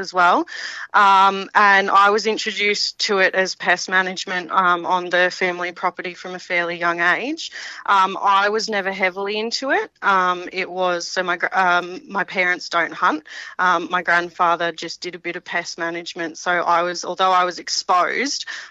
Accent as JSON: {"language": "English", "town": "Wedderburn", "region": "Victoria", "country": "Australia", "tie": "born or raised there", "also_born_or_lived": "Australian Capital Territory / Canada", "moved": "as an adult", "lives_now": "Canberra, Australia", "said": "the family farm was central Victoria, a place called Wedderburn in the wheat belt in Victoria"}